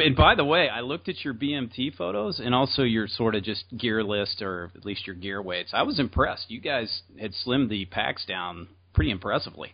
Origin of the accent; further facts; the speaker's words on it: the South, United States; I'm from the South